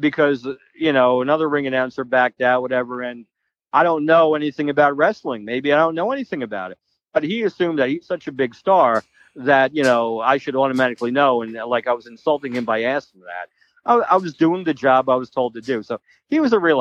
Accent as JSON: {"language": "English", "town": "Manalapan", "region": "New Jersey", "country": "United States", "tie": "born or raised there", "said": "I grew up in Manalapa, New Jersey, and Freehold, New Jersey was the next town over."}